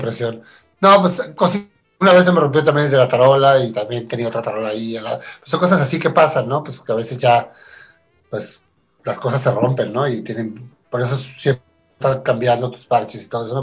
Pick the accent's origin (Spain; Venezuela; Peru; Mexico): Mexico; Tijuana, Baja California; also born or lived in Argentina; yo nací en Argentina, pero me crié en, Tijuana desde muy pequeño